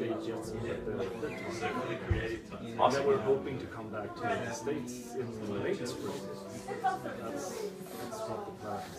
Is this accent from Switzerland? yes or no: no; Sweden; Since we're from Sweden